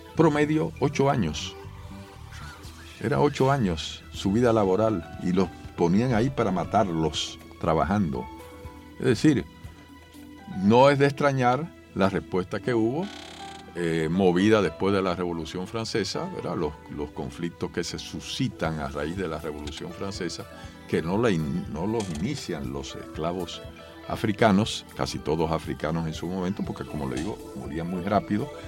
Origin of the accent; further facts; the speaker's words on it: Dominican Republic; los dominicanos tenemos derecho a seguir siendo dominicanos